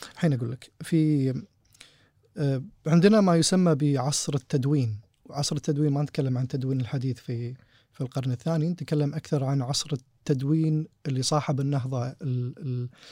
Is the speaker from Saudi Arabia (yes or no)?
no; Kuwait; احنا كويتيين